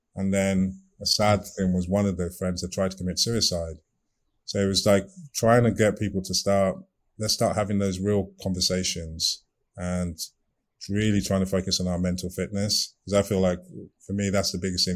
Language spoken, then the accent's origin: English; Nigeria; also born or lived in United Kingdom; now in Maryland, United States; I'm from Nigeria